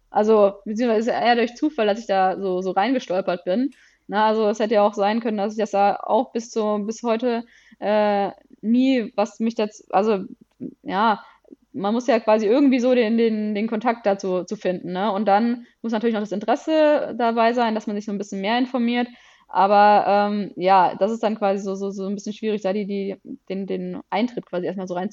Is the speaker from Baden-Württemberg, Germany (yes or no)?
yes; Konstanz, Baden-Württemberg, Germany; moved away as an adult; now in Düsseldorf, Germany; wir kommen beide aus Konstanz und sind quasi fürs Studium dann nach Düsseldorf ähm, gezogen